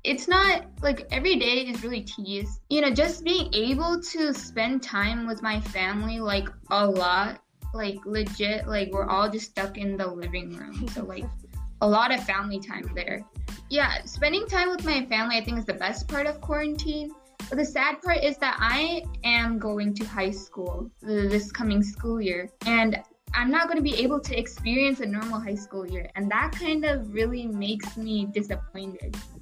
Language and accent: English; Kerala, India; moved away; I'm from Kerala